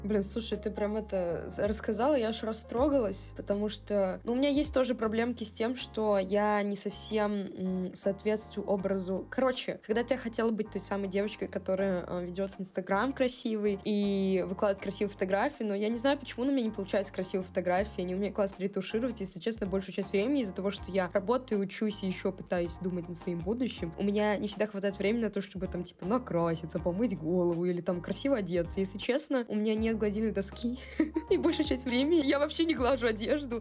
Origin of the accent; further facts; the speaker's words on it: Cherepovets, Vologda Oblast, Russia; now in Saint Petersburg, Russia; когда уехала из Череповца, первое время я общалась с череповецкими ребятами, просто те, кто поехал со мной в Питер